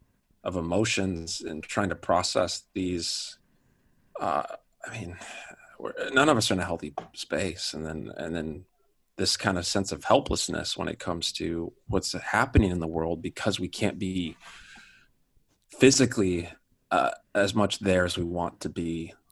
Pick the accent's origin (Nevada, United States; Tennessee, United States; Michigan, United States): Michigan, United States; moved away as an adult; also born or lived in Seattle; now in Ottawa, Canada; I'm a Michigander from Michigan. Okay. Yeah, I loved living in Michigan. Lived in Michigan until I was about 20